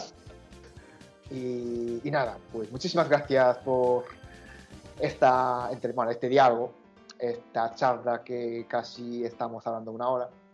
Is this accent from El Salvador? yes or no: no; Japan; Spanish is a second language; now in Spain; yo soy japonés